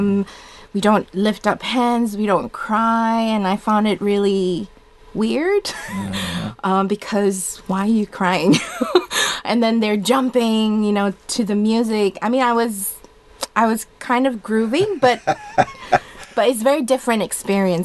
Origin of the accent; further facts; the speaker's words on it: Indonesia; first language Indonesian; English is a second language; now in Perth, Australia; born and grew up there